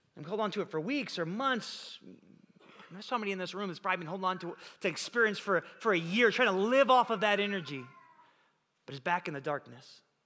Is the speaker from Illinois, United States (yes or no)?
yes; Illinois, United States; now in California, United States; We grew up together in Illinois